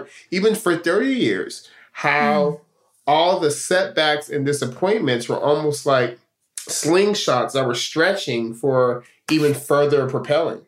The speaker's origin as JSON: {"language": "English", "town": "Stockton", "region": "California", "country": "United States", "tie": "born or raised there", "moved": "as an adult", "said": "I'm born and raised in Stockton, California. That's home"}